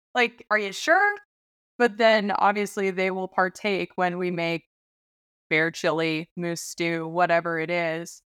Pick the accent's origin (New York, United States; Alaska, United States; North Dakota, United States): Alaska, United States; born or raised there